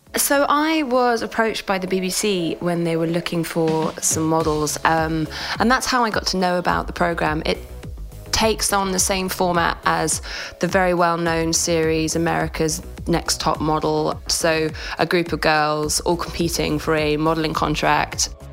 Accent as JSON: {"language": "English", "country": "United Kingdom", "also_born_or_lived": "London", "said": "we're British"}